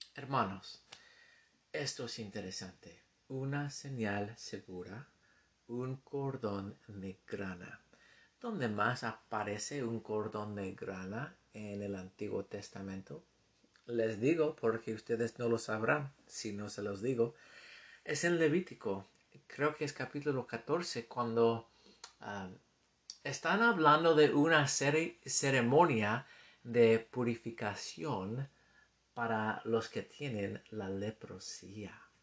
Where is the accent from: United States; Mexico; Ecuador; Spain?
United States; accent: gringo; Spanish is a second language; mi acento gringo